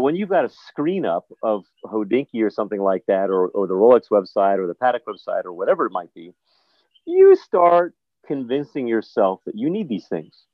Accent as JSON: {"language": "English", "region": "New Jersey", "country": "United States", "tie": "born or raised there", "also_born_or_lived": "New York area", "moved": "as an adult", "lives_now": "U.S. Virgin Islands", "said": "was raised in the New York area, in Jersey predominantly"}